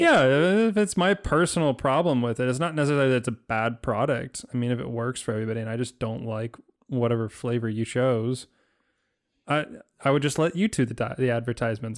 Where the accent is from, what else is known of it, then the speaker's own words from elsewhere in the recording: United States; as American